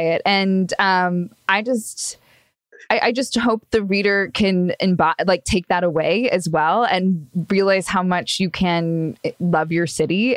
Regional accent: Los Angeles, California, United States; I'm from Los Angeles as well

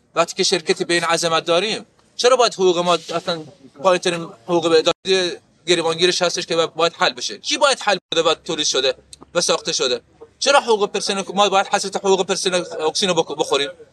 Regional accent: Khuzestan, Iran; ما خوزستانی هستیم

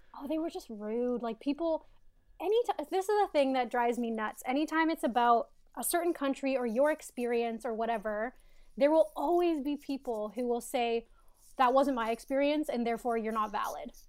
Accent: Canada; moved away as an adult; also born or lived in Toronto; now in United States; I'm in the United States now, but I'm Canadian.

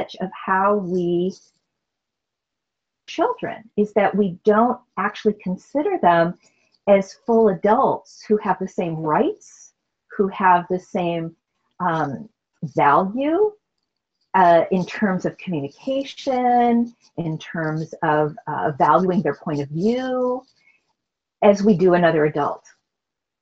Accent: Wisconsin, United States; I was raised in Wisconsin.

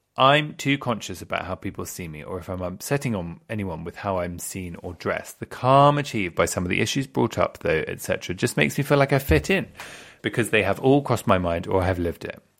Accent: England, United Kingdom; I'm quite classically English as well

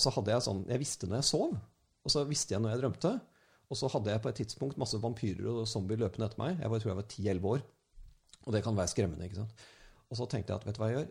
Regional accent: Norway; som en nordmann

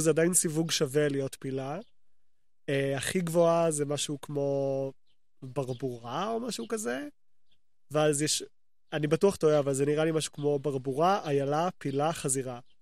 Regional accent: Jerusalem, Jerusalem District, Israel; also born or lived in Gilo, Jerusalem; גדלתי בתור ילד קטן, גדלתי בתלפיות

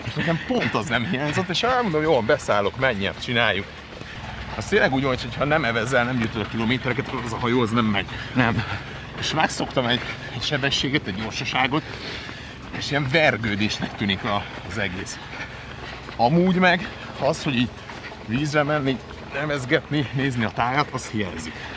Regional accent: Budapest, Hungary; Iskola után Kőbányáról egyedül át Margit szigetre, harmadikos koromtól

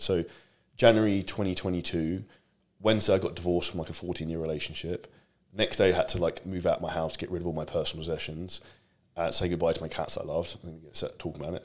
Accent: United Kingdom; I'm obviously British

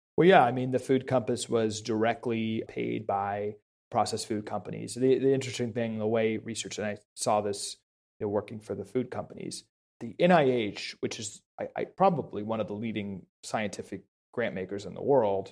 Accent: Washington, District of Columbia, United States; I grew up in Washington, D C. So I grew up right outside Georgetown, grew up in the swamp

